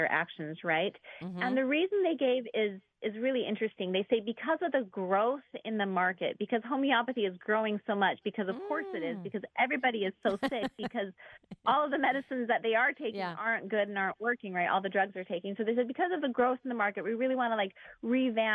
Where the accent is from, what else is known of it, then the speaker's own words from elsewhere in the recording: Brazil; moved away; I'm actually from Brazil originally